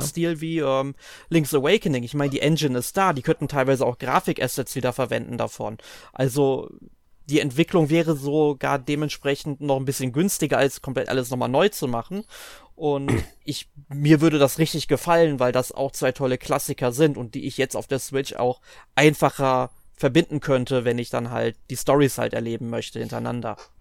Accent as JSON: {"language": "German", "country": "Germany", "said": "bei uns in Deutschland"}